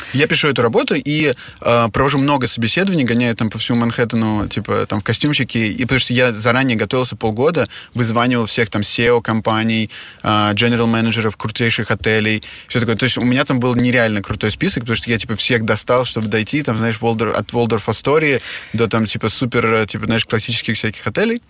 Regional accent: Moscow, Russia; also born or lived in Czech Republic / Germany / Switzerland / Shanghai; now in Kyiv, Ukraine; я родился в Москве, э, и в Москве прожил а, как бы все свое детство, после чего я, мы с моей семьей эмигрировали в Чехию

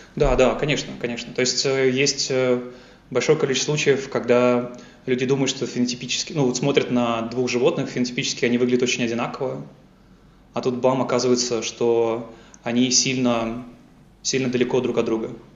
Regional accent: Yaroslavl, Yaroslavl Oblast, Russia; moved away as an adult; also born or lived in Moscow, Russia; now in Munich, Germany; я э, сам родом из Ярославля. Э, я вырос, ходил в школу в Ярославле

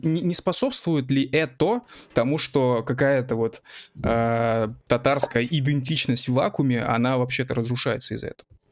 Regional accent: Bashkortostan, Russia; мы э, как бы с … сами родом из Башкирии

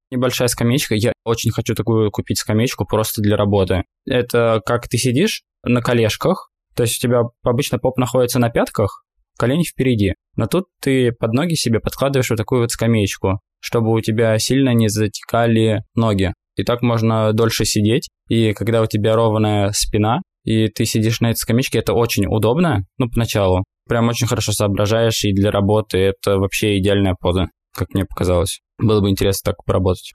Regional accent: Russia; мы из России

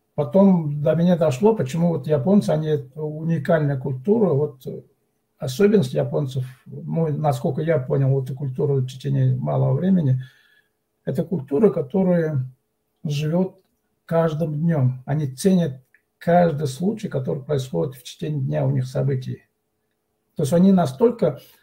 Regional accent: Altai Krai, Russia; мы, как коренное население

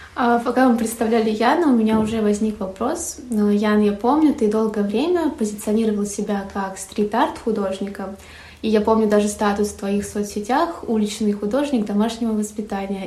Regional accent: Voronezh, Voronezh Oblast, Russia; мы с Сашей из Воронежа

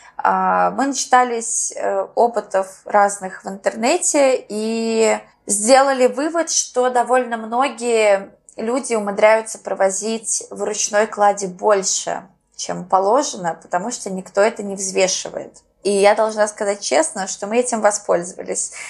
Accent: Moscow, Russia; moved away as an adult; also born or lived in Tbilisi, Georgia; now in Argentina

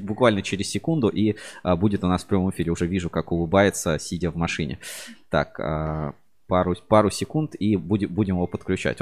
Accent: Kamyshin, Volgograd Oblast, Russia; предприятие в родном городе

